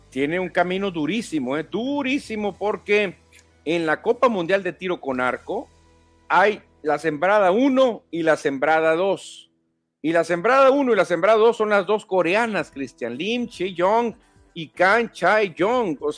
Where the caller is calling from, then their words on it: Guadalajara, Jalisco, Mexico; como mexicano me siento cabizbajo porque Urias es un referente importante para el béisbol mexicano, ni hablar, esperemos que pronto se defina la situación, saludos desde Guadalajara.